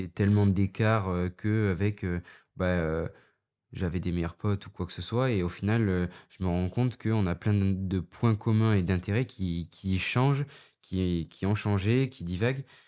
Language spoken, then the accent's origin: French; Dax, Nouvelle-Aquitaine, France; born or raised there; moved away as an adult